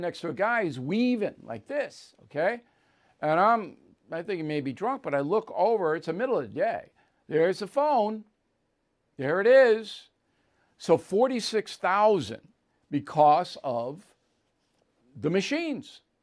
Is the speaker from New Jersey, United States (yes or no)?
no; New York, United States; also born or lived in Texas; I'm from New York